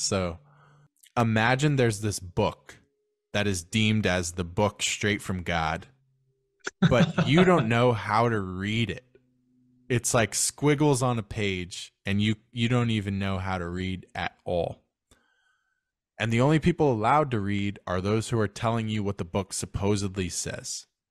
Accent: United States; I'm American

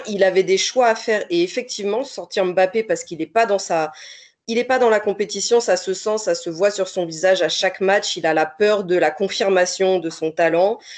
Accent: France; je suis française

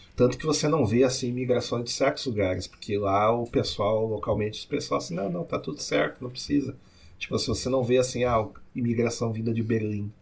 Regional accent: São Leopoldo, Rio Grande do Sul, Brazil; accent: São Leopoldo; Eu já sou do jeito que o pessoal que é São Leopoldo fala

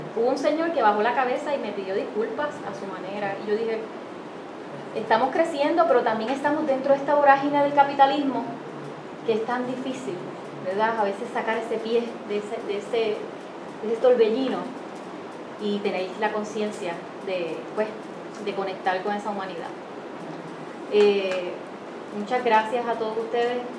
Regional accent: Puerto Rico; como puertorriqueña

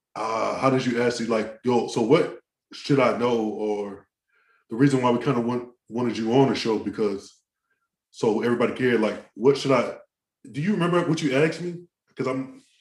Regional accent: Maryland, United States; I'm from Maryland

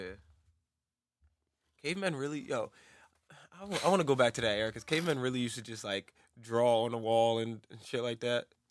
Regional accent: New Jersey, United States; I'm from Jersey

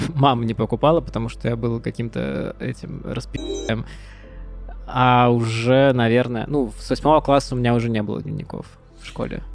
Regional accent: Pskov, Pskov Oblast, Russia; Мы ездили из Пскова, а, в гости к нашей тёте в Петербург

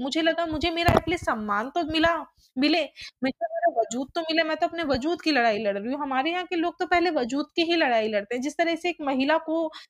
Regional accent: Delhi, India; मैं एक ऐसी कम्युनिटी में पड़ी पली बड़ी हूँ जो दिल्ली के अंबेडकर नगर है

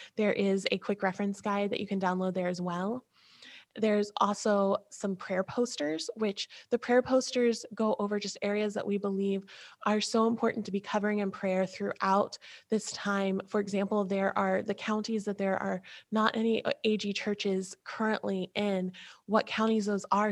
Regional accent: Ohio, United States; we're from Ohio where if I say OH, I know you just said IO

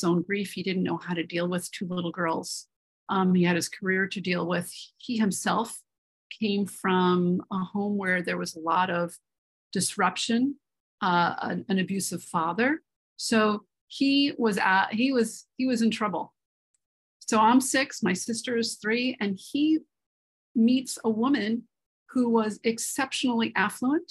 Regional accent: New York City, New York, United States; I grew up in Manhattan, New York City

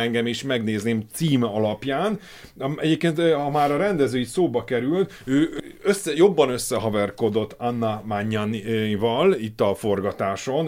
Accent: Hungary; Én magyarként

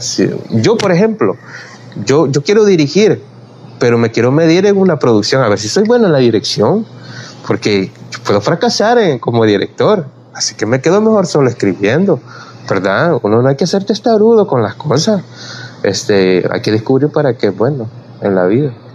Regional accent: El Salvador; soy salvadoreño, tengo que hablar solo de mi ambiente San Salvador

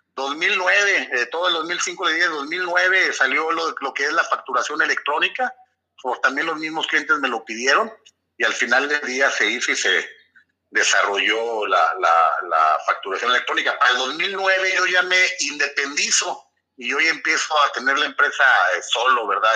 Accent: Torreón, Coahuila, Mexico; nací en Torreón, Coahuila, un 29 de diciembre de 1978

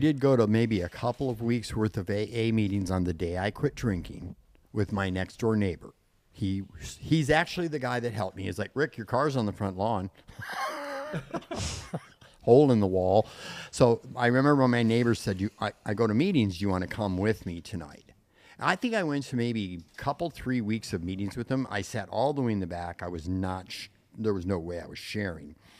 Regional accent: Trenton, Michigan, United States; also born or lived in Dearborn, Michigan; now in Palm Springs, United States; I'm actually from Trenton

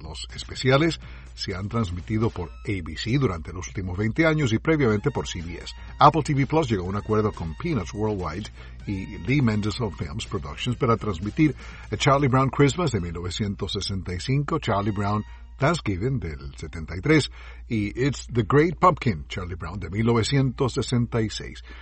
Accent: Venezuela; now in Washington, United States; en mi país de origen, Venezuela

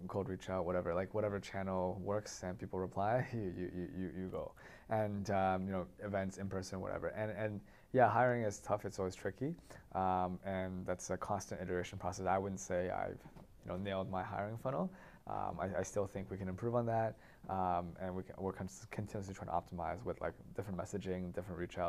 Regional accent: Toronto, Ontario, Canada; also born or lived in San Francisco, United States / Waterloo, Canada; I grew up mostly in Toronto, and I went to Waterloo as well.

